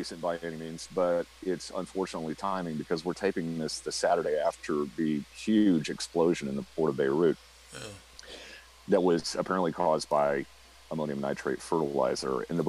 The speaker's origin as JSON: {"language": "English", "town": "Saint Anthony", "region": "Iowa", "country": "United States", "tie": "born or raised there", "said": "my hometown in Iowa, Saint Anthony."}